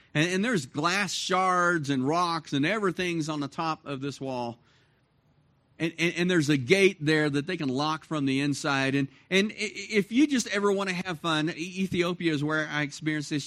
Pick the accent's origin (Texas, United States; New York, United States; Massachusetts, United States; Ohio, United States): Texas, United States; Dallas; moved away as an adult; now in Cloudcroft, United States; I grew up in Dallas, Fort Worth